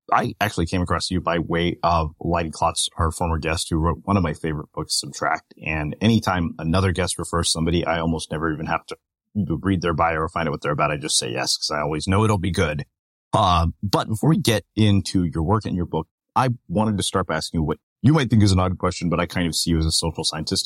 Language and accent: English; Texas, United States; I grew up in Texas too, but in a much smaller town